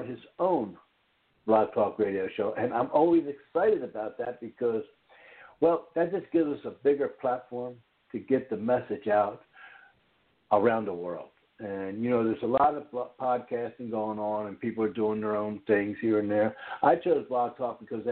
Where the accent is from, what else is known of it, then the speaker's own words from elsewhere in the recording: Norristown, Pennsylvania, United States; moved away; I grew up in the Philadelphia area